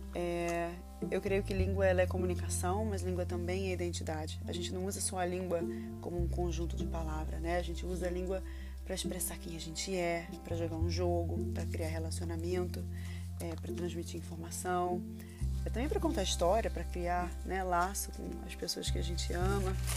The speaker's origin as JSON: {"language": "Portuguese", "region": "Rio de Janeiro", "country": "Brazil", "moved": "yes", "lives_now": "London, United Kingdom", "said": "eu sou Carioca em London"}